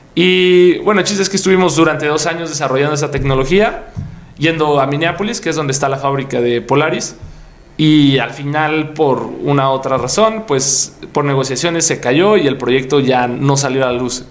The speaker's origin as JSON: {"language": "Spanish", "region": "Puebla", "country": "Mexico", "said": "Yo soy de Puebla"}